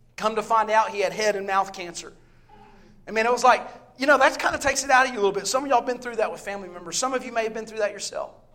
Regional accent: the Bible Belt in the South, United States; also born or lived in Statesville, North Carolina; I grew up in the Bible Belt in the South

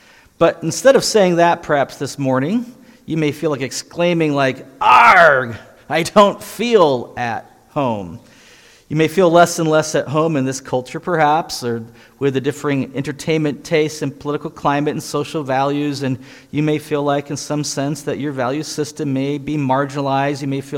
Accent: Iowa, United States; born there; She's from the Chicago area. I was born here in Iowa. It's my fifth time back to Iowa.

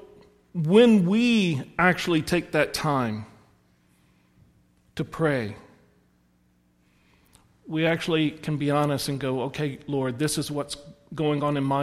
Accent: the South, United States; I'm from the South

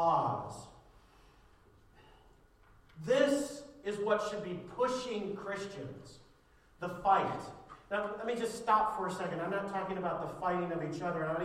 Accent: Ireland; As an Irishman

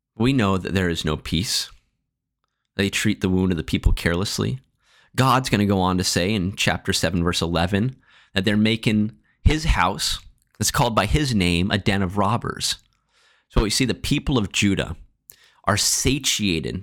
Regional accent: Marshalltown, Iowa, United States; As a kid growing up in Marshalltown

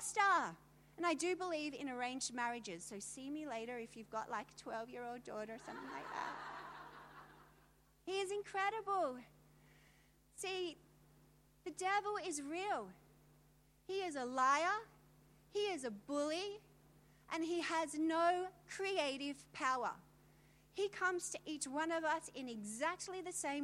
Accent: Australia; I'm from Australia

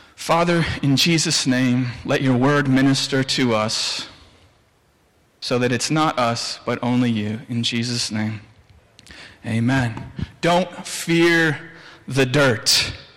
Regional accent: Williamsville, United States; I'm from Williamsville, the two W's.

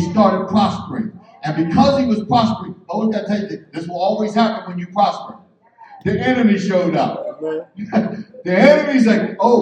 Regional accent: Philadelphia, Pennsylvania, United States; I'm from North Philly.

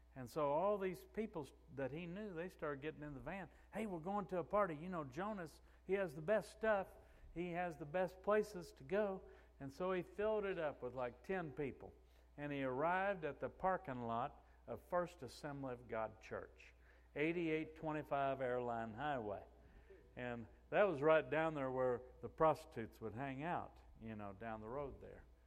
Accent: Missouri, United States; we're from the Missouri state. It's a show me state.

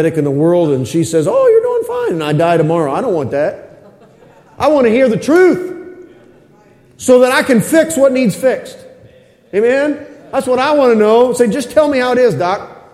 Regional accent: United States; I'm American, red-blooded American through and through

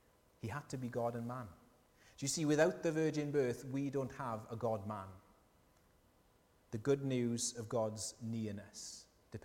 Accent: South Wales, United Kingdom; accent: Welsh; And I said, UK. They said, whereabouts? Wales, whereabouts? South Wales

